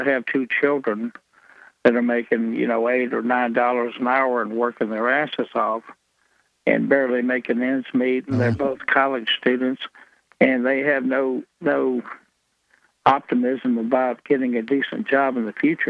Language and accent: English; South Alabama, United States; I'm from South Alabama.